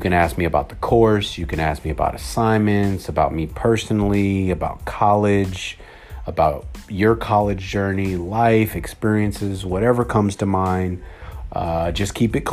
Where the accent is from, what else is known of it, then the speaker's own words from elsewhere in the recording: California, United States; also born or lived in Oakland / San Leandro / Camarillo / Orange County; I was born and raised in California